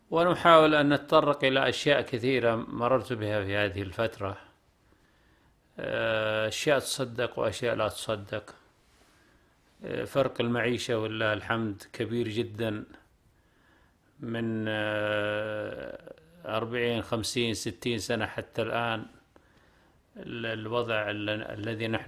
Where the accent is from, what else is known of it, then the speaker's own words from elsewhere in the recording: southern region, Saudi Arabia; القرية آه، قريتنا نحن في البطحة تعتبر خمس قرى كل أبنائنا يدرسون في المدرسة